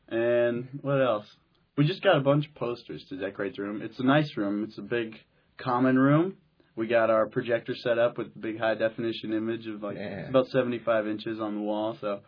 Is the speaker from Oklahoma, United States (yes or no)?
yes; Tulsa, Oklahoma, United States; I'm from Oklahoma. I'm from Tulsa, Oklahoma.